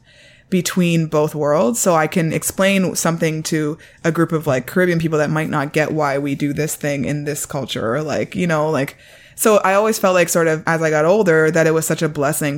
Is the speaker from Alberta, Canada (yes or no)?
no; Toronto, Ontario, Canada; also born or lived in Washington, D.C. (Howard University); I grew up in High Park Junction area of Toronto